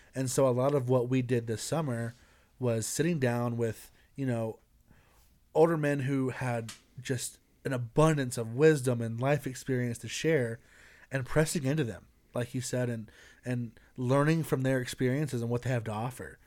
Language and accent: English; Greenville, South Carolina, United States; moved away as an adult; now in Colorado Springs, United States; I'm from, uh, Greenville, South Carolina